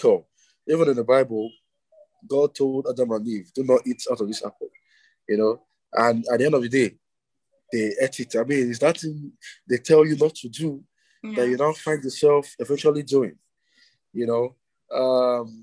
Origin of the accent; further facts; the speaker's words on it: Abia, Nigeria; I am from Abia State, Nigeria